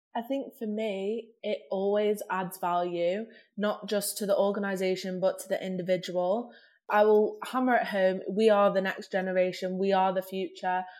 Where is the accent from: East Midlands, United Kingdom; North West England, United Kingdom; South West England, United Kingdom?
North West England, United Kingdom; Manchester; growing up in Manchester